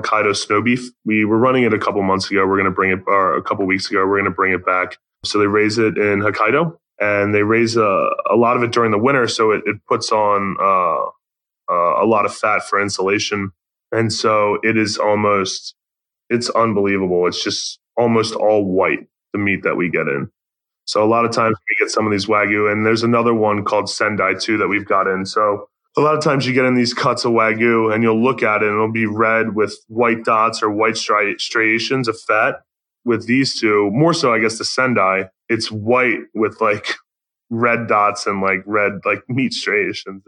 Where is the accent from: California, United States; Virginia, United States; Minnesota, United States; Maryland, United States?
Maryland, United States; Baltimore; moved away; I'm from Baltimore